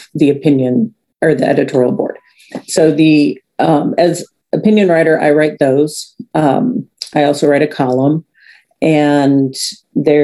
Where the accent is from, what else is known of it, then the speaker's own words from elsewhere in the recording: St. Louis, Missouri, United States; moved away as an adult; I grew up in St. Louis